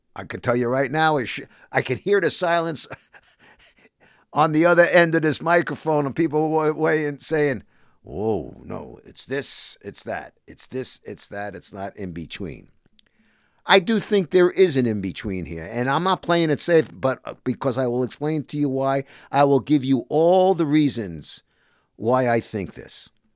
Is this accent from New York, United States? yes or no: yes; New York City, New York, United States; also born or lived in Bronx, New York; Born in the Bronx, but raised in Sheepshead Bay, Brooklyn, in the housing projects